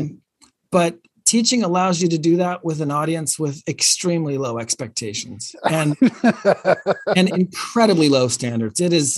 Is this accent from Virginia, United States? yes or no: yes; Sterling, Virginia, United States; also born or lived in Ogden, Utah / California; second, third grade, we moved to Virginia outside of DC. Mm. So I grew up out there. And that's where I spent all my years growing up